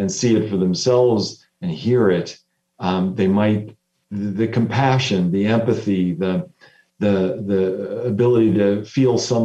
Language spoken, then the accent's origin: English; United States; as an American